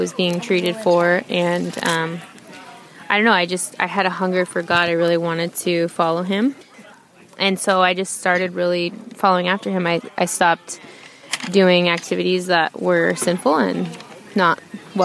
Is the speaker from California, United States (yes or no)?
yes; Bay Area, California, United States; now in Reno, United States; we moved a lot as a child in the Bay Area, California.